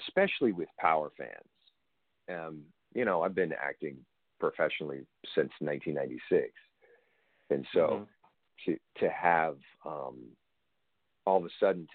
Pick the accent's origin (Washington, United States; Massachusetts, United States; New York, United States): Washington, United States; I come from a little tiny three stoplight farm town in the middle of Washington State